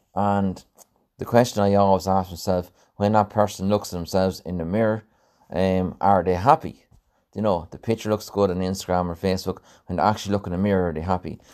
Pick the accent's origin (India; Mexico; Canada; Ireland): Ireland; Mountmellick, Leinster; my hometown, um, uh, in Mount Melick